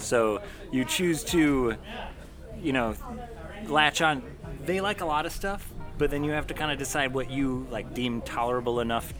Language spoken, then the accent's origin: English; Oklahoma, United States; born there; also born or lived in Chicago; I went to school on the East Coast, but I was born in Oklahoma where it was Coke. And then I lived in all around the Midwest